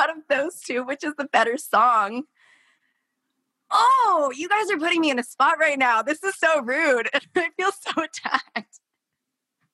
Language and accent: English; Portland, Oregon, United States; I grew up in Portland, Oregon.